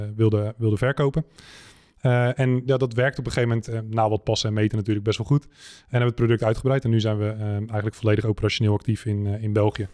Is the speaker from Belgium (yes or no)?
no; Netherlands; wij als Nederlanders